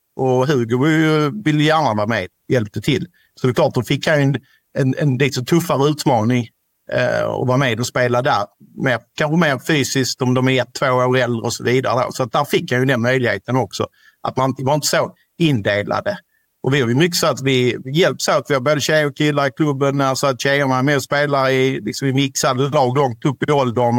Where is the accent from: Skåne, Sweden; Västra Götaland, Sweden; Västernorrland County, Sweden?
Skåne, Sweden; Ystad; vi kommer ju från Ystad kommun